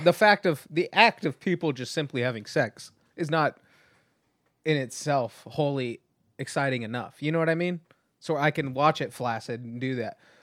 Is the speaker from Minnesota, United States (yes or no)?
no; Oildale, California, United States; also born or lived in Bakersfield, California; Oildale, represent, uh, I was actually only born in Bakersfield 'cause my hometown was too small to deliver babies